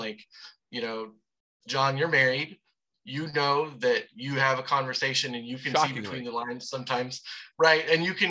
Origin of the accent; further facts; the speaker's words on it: the South, United States; I am from the South.